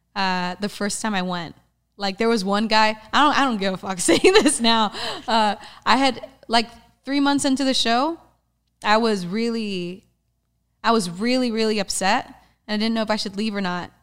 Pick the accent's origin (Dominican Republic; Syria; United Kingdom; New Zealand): Dominican Republic; moved away; my home country, the Dominican Republic